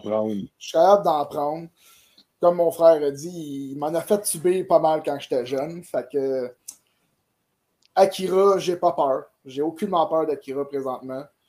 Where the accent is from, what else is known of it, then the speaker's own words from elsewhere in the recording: Saint-Jean-sur-Richelieu, Quebec, Canada; je viens de Saint-Jean puis que c'est ma ville